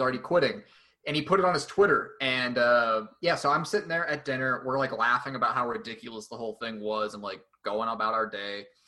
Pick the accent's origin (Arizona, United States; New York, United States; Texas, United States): Arizona, United States; Glendale; now in Tucson, United States; I grew up in the West Valley. I grew up in Glendale.